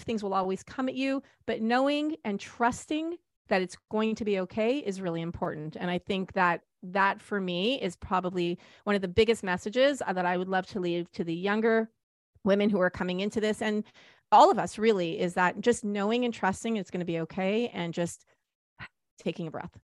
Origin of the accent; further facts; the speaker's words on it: Canada; we're Canadian